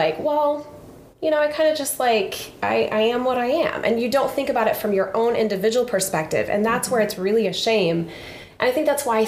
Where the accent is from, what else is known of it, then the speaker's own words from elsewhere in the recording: Sullivan, Illinois, United States; I grew up in Sullivan, a little small town in Illinois, central Illinois.